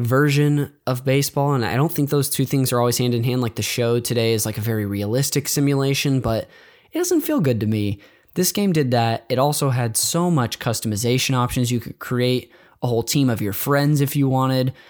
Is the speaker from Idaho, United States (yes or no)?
no; Bay Area, California, United States; I grew up near the Bay Area